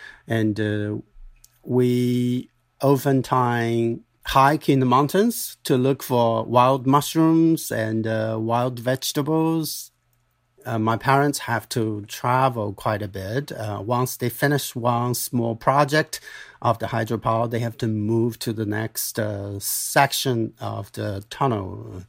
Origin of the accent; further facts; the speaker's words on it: Dali, Yunnan, China; I grew up in Dali of Yunnan province, southwest China.